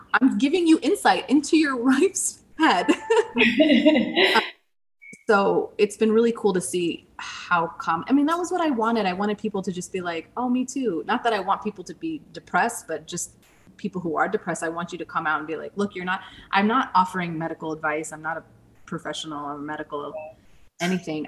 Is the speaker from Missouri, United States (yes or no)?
yes; St. Louis, Missouri, United States; now in Scottsdale, United States; I'm originally from St. Louis